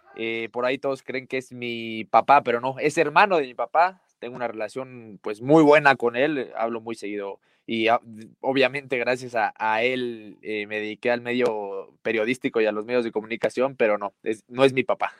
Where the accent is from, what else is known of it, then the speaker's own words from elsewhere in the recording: Puebla, Mexico; Yo nací en Puebla, mi familia, mi papá se fue a vivir a, Puebla y, a mí ya me tocó nacer allá, yo soy pipope